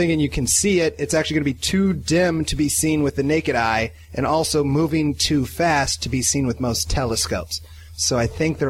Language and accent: English; Iowa, United States; now in Los Angeles, United States; I grew up in Iowa, Andy.